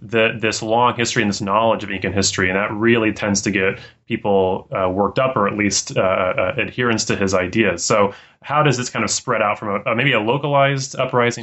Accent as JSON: {"language": "English", "region": "Colorado", "country": "United States", "tie": "born or raised there", "said": "growing up in Colorado"}